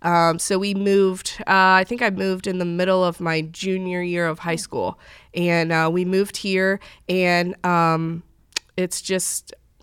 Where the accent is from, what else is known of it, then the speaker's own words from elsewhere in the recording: St. Louis, Missouri, United States; now in North Carolina, United States; Well, I grew up in the St. Louis area. When I was born into racing.